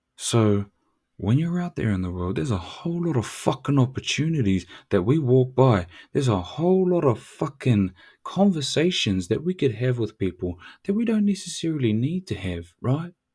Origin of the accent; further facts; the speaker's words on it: New Zealand; I'm Tuturu Māori, tikanga Māori.